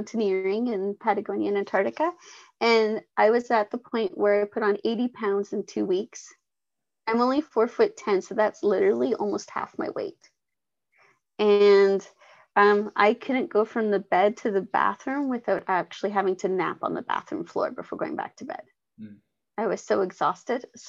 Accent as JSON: {"language": "English", "area": "Vancouver Island", "region": "British Columbia", "country": "Canada", "said": "I'm from Vancouver Island, British Columbia, Canada."}